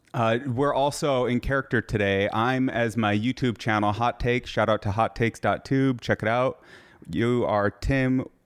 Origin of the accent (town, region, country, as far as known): Michigan, United States